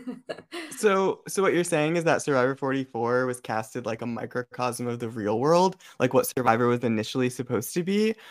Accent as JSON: {"language": "English", "region": "Connecticut", "country": "United States", "said": "I'm from Connecticut"}